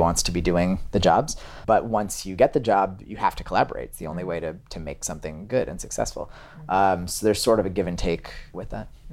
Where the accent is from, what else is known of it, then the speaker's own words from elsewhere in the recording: Massachusetts outside of Boston, United States; now in New York, United States; I grew up in Massachusetts outside of Boston